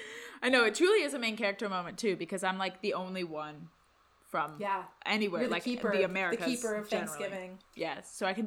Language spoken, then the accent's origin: English; Scotland, United Kingdom; Yeah, I'm Presbyterian because I'm from Scotland.